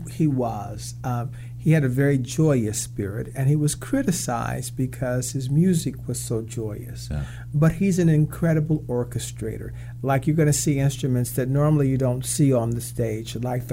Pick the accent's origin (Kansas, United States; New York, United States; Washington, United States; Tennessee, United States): Kansas, United States; In the middle of the Midwest.